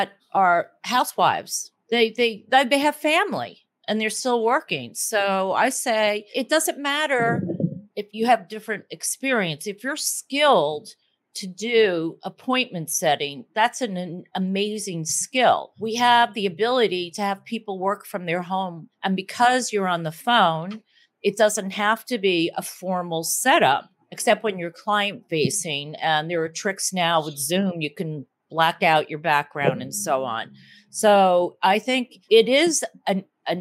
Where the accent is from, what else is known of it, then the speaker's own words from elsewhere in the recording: Northeast, United States; accent: Northeast; Other people speak more like me, like the Northeast